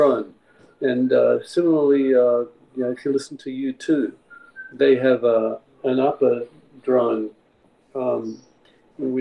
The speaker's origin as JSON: {"language": "English", "region": "Prague", "country": "Czechia", "tie": "born or raised there", "moved": "yes", "said": "I was born in Prague in the Czech Republic"}